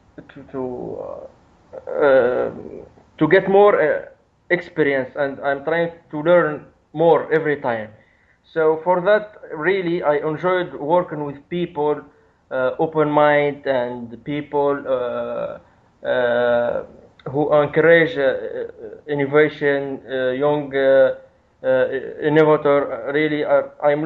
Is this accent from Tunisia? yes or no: yes; Tunisia; I'm from Tunisia